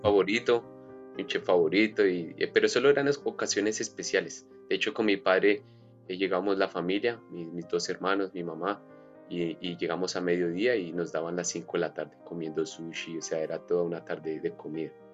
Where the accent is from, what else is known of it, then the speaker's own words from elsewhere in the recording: Colombia; now in Australia; soy colombiano, nacido en Colombia